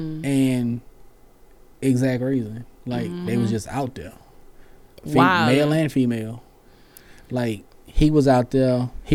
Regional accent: Louisiana, United States; I'm from Louisiana.

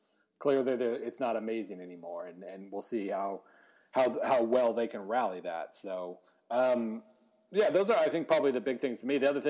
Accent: Oklahoma, United States; now in Kansas City, United States; I grew up in Oklahoma. I'm pretty... They just, a few years ago put up like 1,000 wind turbines in the town I grew up in.

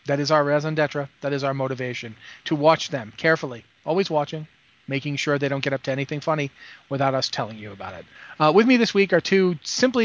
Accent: Rhode Island, United States; I'm from Rhode Island

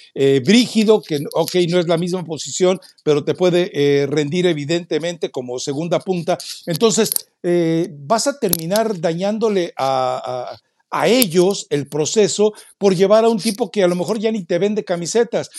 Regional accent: Mexico; como mexicano

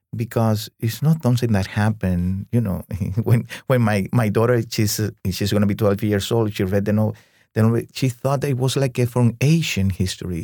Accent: Cuba; moved away as an adult; also born or lived in Havana, Cuba; now in New York, United States; growing up in Cuba under communism

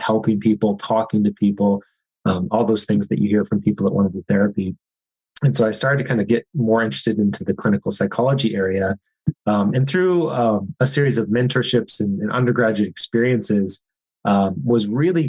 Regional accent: Eau Claire, Wisconsin, United States; I grew up in Western Wisconsin, a small town called Eau Claire. I grew up there my entire life

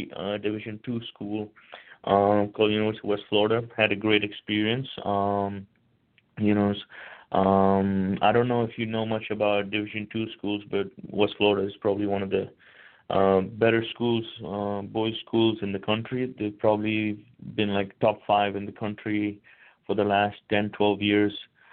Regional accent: India; moved away; I'm originally from India

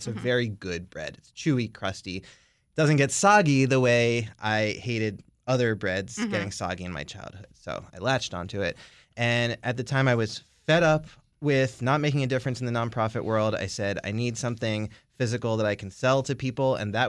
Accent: Owings Mills, Maryland, United States; I grew up in Owings Mills outside of Baltimore.

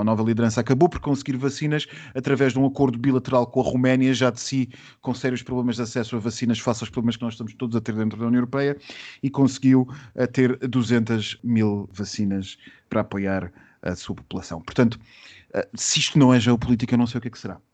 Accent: Portugal

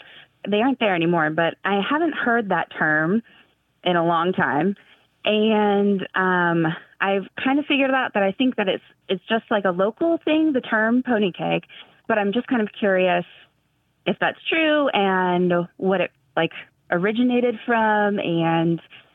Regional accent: Cincinnati, Ohio, United States; now in Chesapeake, United States; When I was growing up in Cincinnati

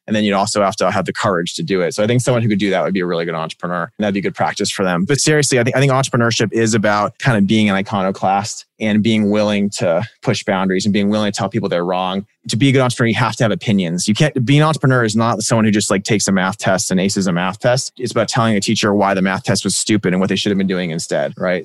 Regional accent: Silicon Valley, California, United States; where I grew up in Silicon Valley

